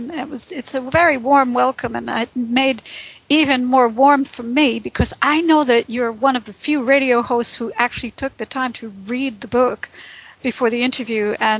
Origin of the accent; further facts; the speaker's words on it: Brooklyn, New York, United States; also born or lived in Boston / Texas / India / Phoenix; now in United Kingdom; I've lived in Britain for the last going on 13 years. I'm originally from New York. I was born in Brooklyn. I haven't lived there since the 70s.